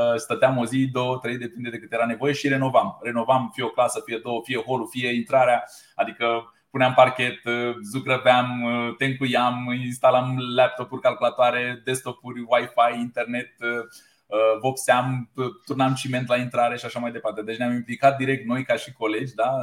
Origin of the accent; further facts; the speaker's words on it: Romania; ca și români cum suntem.